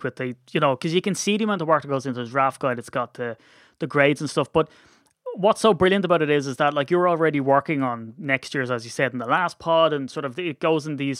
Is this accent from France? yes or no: no; Ireland; as an Irishman